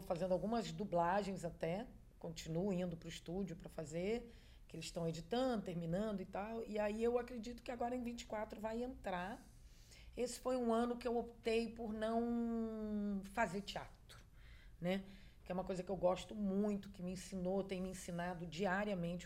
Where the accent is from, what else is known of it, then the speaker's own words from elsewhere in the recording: Argentina; moved away; eu falo espanhol muito bem, nasci na Argentina